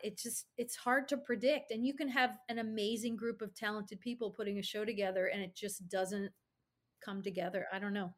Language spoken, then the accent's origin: English; Albany, New York, United States; I grew up in Albany, New York